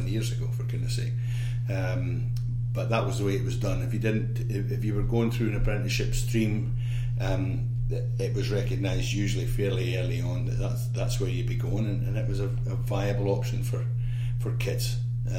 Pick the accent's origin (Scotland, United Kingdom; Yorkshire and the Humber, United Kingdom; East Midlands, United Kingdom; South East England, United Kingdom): Scotland, United Kingdom; Isle of Arran; I come from the Isle of Arran, which is a very small place. Geographically off the west coast of Scotland, only about 3,000 people